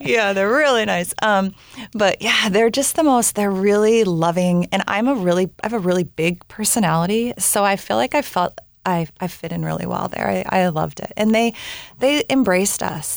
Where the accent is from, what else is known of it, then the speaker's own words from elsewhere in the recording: Bellingham, Washington, United States; moved away as an adult; also born or lived in Southern California / New Zealand; we ended up moving back up to my hometown in Bellingham, Washington